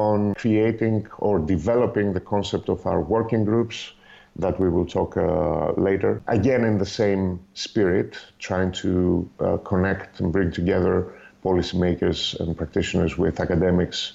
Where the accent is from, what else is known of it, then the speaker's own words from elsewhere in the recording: Greece; moved away as an adult; also born or lived in Netherlands; now in Belgium; I'm originally from Greece, but I've been living in the Benelux countries for 15 years now.